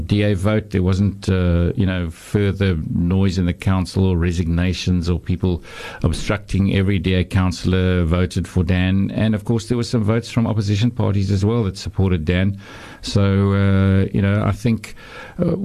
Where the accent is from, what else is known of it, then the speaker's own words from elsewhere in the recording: Knysna, Western Cape, South Africa; moved away as an adult; also born or lived in Claremont, Cape Town; now in Cape Town, South Africa; So I come from Knysna. Knysna is my hometown